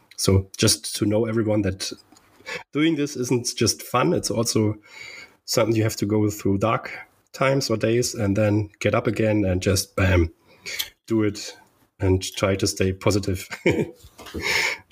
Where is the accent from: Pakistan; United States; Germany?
Germany; growing up in Germany in a little town with 100, a little village with 100 people